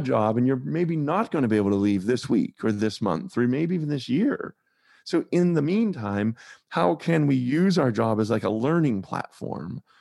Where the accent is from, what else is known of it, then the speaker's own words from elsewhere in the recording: Pittsburgh, Pennsylvania, United States; moved away as an adult; also born or lived in North Carolina; I grew up in Pittsburgh, Pennsylvania, but I spent a lot of time in my sort of medium adult in North Carolina